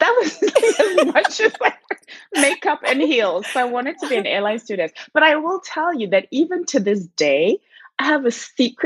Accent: Zimbabwe; first language Shona; English is a second language; moved away; I'm from Zimbabwe. And so in Zimbabwe, they three main languages, English, Shona and Ndebele. So I speak Shona, which is my mother tongue

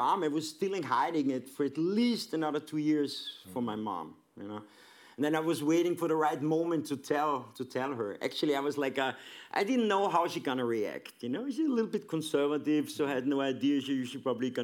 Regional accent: Vienna, Austria; moved away as an adult; I'm born and raised in Vienna

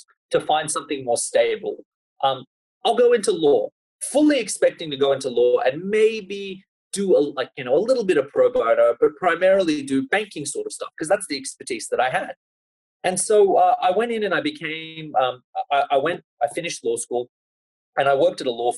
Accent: Sydney, New South Wales, Australia; I grew up in Sydney, and Sydney is a pretty, it's a lot more cosmopolitan now than it was when I was growing up. But I grew up sort of on the North Shore

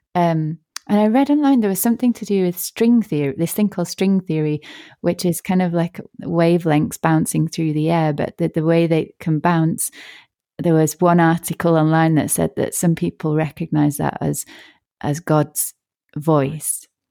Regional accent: Yorkshire and the Humber, United Kingdom; also born or lived in Northern Ireland; I was born in Northern Ireland and then we moved to Yorkshire

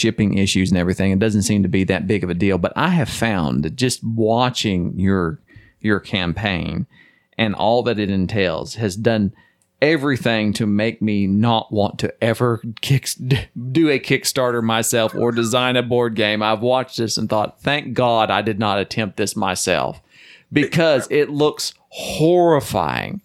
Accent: the South, United States; I'm from the South.

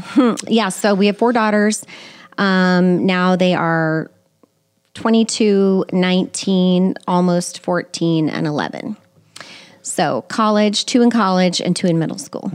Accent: Colorado Springs, Colorado, United States; moved away as an adult; also born or lived in Kirksville, Missouri; I lived in Colorado Springs for most of my life, graduated from high school there

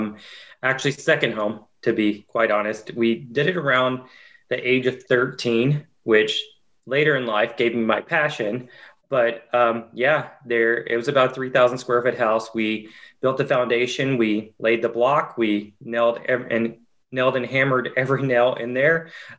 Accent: Waverly, Tennessee, United States; accent: country accent; Actually, I grew up a little west of Nashville in a little tiny town called Waverly, Tennessee. So tried tremendously hard to drop my country accent. Some say I still have it, but yeah, from a very small town.

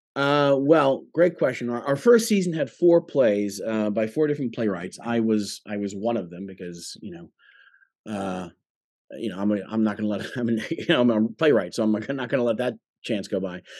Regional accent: Long Island, New York, United States; also born or lived in London; I grew up on Long Island

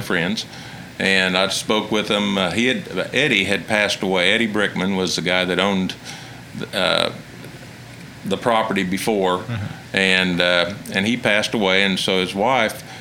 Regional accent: Alva, Oklahoma, United States; I was born in Alva

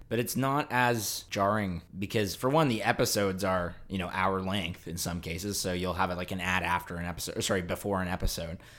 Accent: Canada; Canada's pretty cool. It's just cold up here.

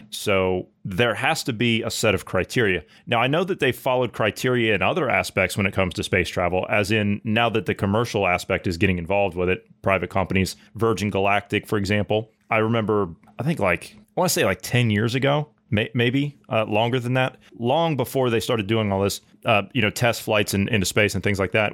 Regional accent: Ohio, United States; I grew up in Ohio

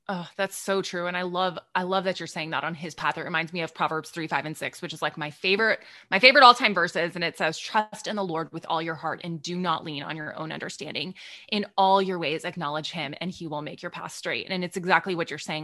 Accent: Texas, United States; I'm from Texas

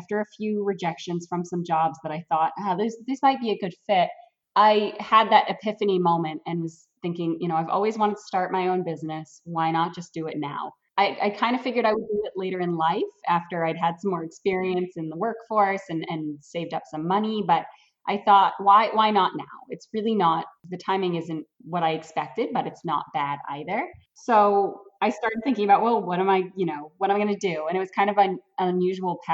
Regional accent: Brewer, Maine, United States; also born or lived in Orono, Maine / Eddington, Maine; I grew up right in Brewer, Maine, went to high school at Brewer, didn't go far to go to college.

